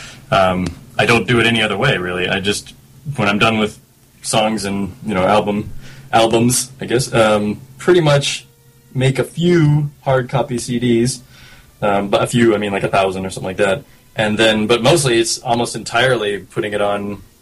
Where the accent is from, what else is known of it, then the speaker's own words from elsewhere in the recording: San Luis Obispo, California, United States; I think people from San Luis often refer to it as San Luis.